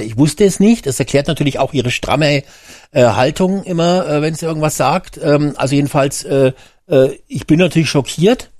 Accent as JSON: {"language": "German", "country": "Germany", "said": "bei uns in Deutschland"}